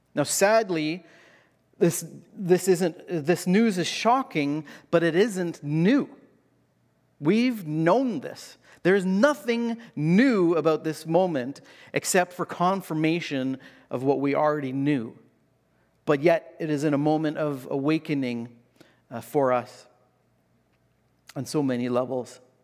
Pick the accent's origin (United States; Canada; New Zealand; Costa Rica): Canada